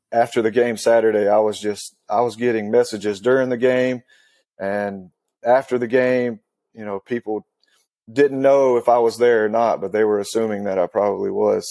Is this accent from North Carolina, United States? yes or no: yes; Western North Carolina, United States; I grew up in Western North Carolina.